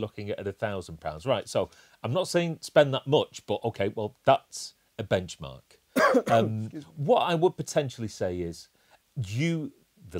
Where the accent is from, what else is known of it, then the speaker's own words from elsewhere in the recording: England, United Kingdom; we're English